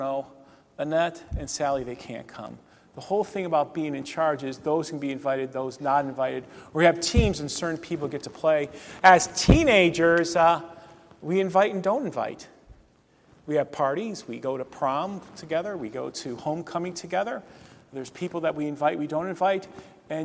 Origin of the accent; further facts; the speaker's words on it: Northeast Ohio, United States; where I grew up in Northeast Ohio